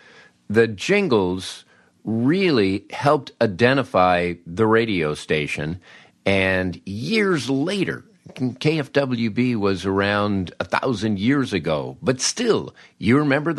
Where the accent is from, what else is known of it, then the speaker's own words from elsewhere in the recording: Peoria, Illinois, United States; how could my little station growing up in Peoria have this big elaborate jingle package?